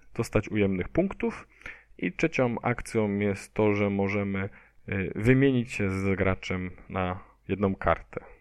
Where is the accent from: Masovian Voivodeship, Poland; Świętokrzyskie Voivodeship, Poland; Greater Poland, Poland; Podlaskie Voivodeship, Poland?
Greater Poland, Poland; Poznań; ja jestem tutaj z Poznania